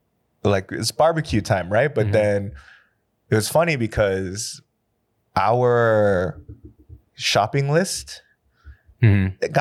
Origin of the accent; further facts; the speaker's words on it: California, United States; moved away as an adult; now in Korea; I'm from California.